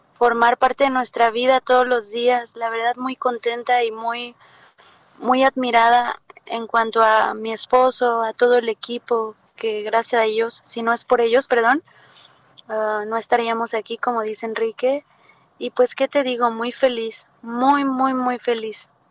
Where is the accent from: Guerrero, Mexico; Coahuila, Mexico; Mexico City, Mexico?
Guerrero, Mexico; Acapulco; moved away as an adult; now in France; yo vengo de Acapulco